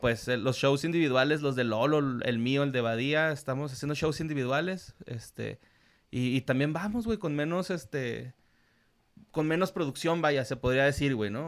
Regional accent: Ciudad Juárez, Chihuahua, Mexico; yo soy norteño, soy fronterizo

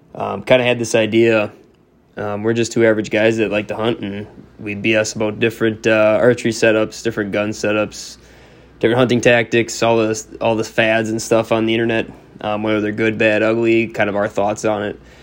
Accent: Northeast Wisconsin, United States; I grew up in Northeast Wisconsin

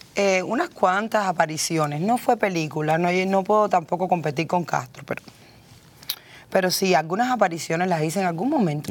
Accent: Cuba; moved away as an adult; now in United States; Llevo veintitrés años aquí, he hecho lo que he querido. Hablo, escribo, leo inglés. Soy cubana

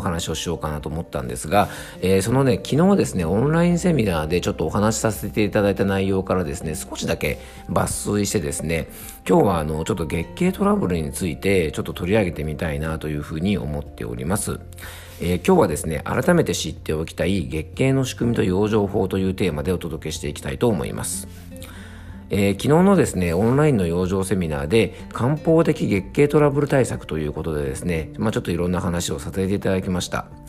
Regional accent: Yamanashi, Japan; 僕の地元の山梨県

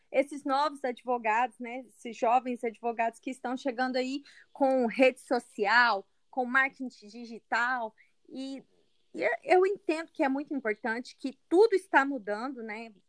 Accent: Goiânia, Goiás, Brazil; moved away as an adult; now in Uberlândia, Brazil; Eu sou goiana, eu sou goiana, né? Natural uhum. aqui de Goiânia mesmo. E é, eu, eu moro em Uberlândia, mas eu atuo tanto aqui em Goiânia quanto em Uberlândia.

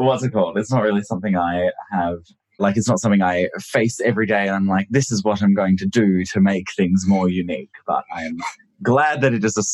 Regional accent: Shanghai, China; moved away; also born or lived in Japan; So I was born in Japan and then I lived there with my parents until I was 7. And then when that happened, 2000 rolled around and then my dad got a job with General Motors in Shanghai. And then, so that's when we moved to Shanghai

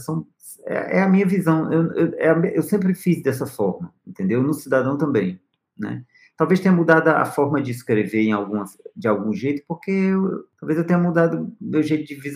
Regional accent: Northeast Region, Brazil; Que eu sou, eu venho do Nordeste, né? Certo. Ponto. Isso aí é. Mas eu, eu tenho meu sotaque. Então, querendo ou não, eu venho de uma região, né?

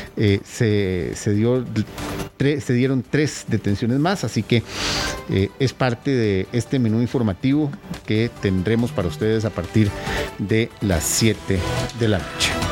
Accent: Costa Rica; los ticos somos muchos costarricenses

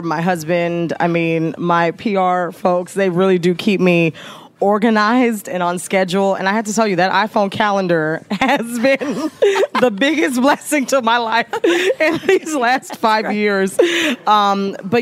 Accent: Teaneck, New Jersey, United States; moved away; also born or lived in Chicago; I'm from Teaneck, New Jersey, which is a very, very small town right next to Harlem, New York, right off the bridge.

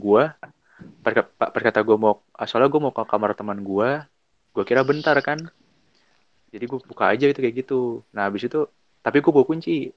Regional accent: Bekasi, West Java, Indonesia; gua tuh orang Bekasi

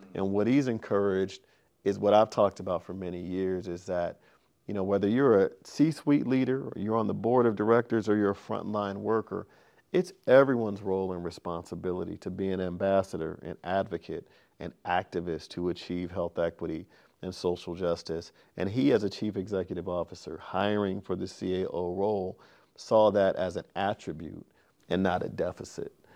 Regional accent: Sacramento, California, United States; I grew up in Sacramento

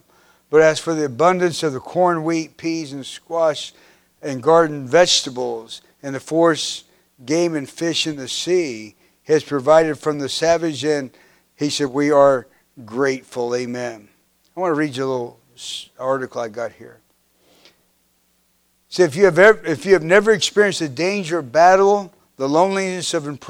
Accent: Kansas, United States; I grew up in Kansas

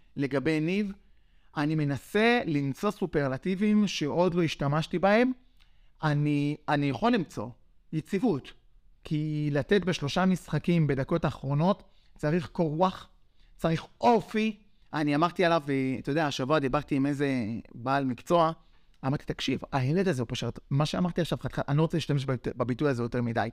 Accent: Yavne, Central District, Israel; אנחנו מרוקאים מיבנה, מהשכונה

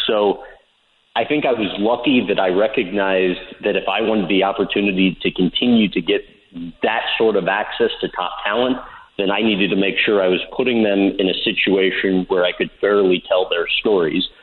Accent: St. Louis, Missouri, United States; born and raised in St. Louis, still live in St. Louis now

